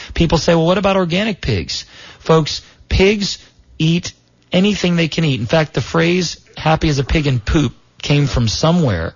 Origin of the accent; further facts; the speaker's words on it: South Florida, United States; where I was raised in South Florida